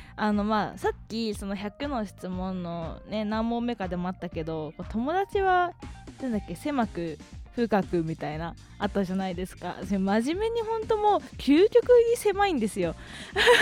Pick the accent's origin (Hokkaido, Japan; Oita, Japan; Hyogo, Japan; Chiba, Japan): Hokkaido, Japan; moved away; あの北海道出身なんですよね